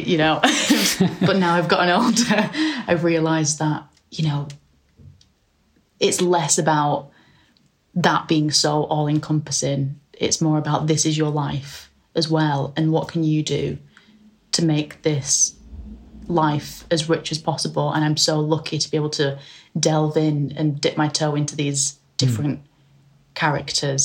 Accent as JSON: {"language": "English", "town": "Oldham", "region": "North West England", "country": "United Kingdom", "said": "I'm from a working class background from a northwest town called Oldham."}